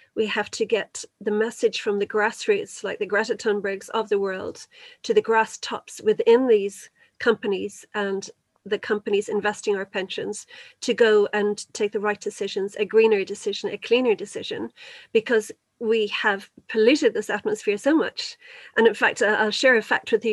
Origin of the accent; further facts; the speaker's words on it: Kildare, Leinster, Ireland; I'm actually from Kildare